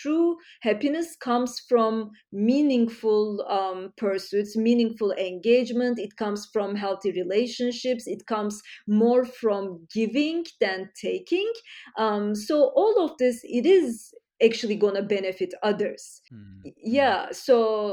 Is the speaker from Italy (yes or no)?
no; Istanbul, Turkey; now in United States; I grew up in Turkey, Istanbul